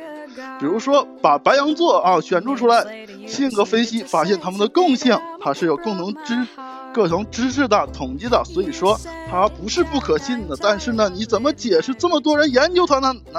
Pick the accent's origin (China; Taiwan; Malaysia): China; 我们中国人有一个非常好的办法，就是利用北斗七星，对吧？